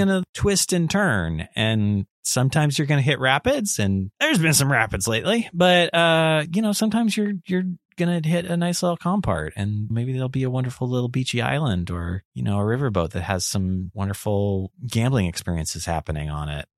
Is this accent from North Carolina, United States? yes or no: no; Las Vegas, Nevada, United States; I am from Vegas